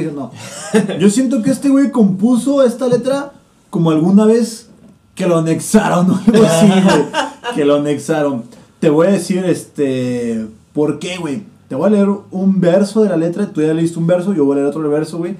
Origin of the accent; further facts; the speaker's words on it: Guadalajara, Jalisco, Mexico; nosotros somos de Guadalajara